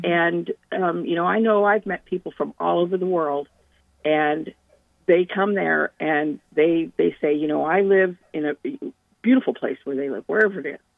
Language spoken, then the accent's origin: English; Yosemite National Park, California, United States; born there; I was born in Yosemite National Park Mm-hmm. uh, which I live just outside of still.